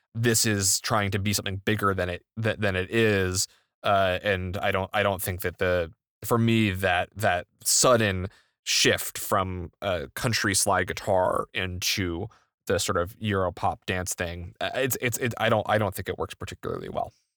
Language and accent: English; New England, United States; I grew up in New England